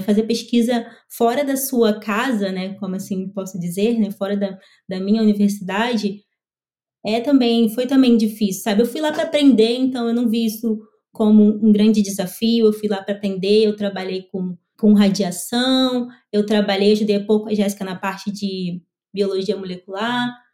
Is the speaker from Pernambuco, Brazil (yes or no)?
no; Belford Roxo, Rio de Janeiro, Brazil; sou natural do Rio de Janeiro, da Baixada Fluminense, Belfor Roxo.